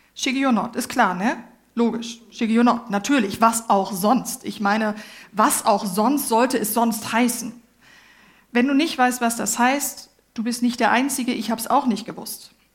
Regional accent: Germany; ich bin Deutsche

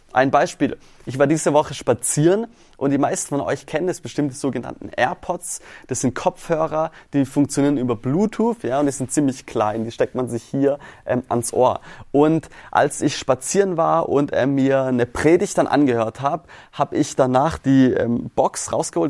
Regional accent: Swabia, Baden-Württemberg, Germany; also born or lived in St. Chrischona; wir kommen hier aus dem Schwabenländle

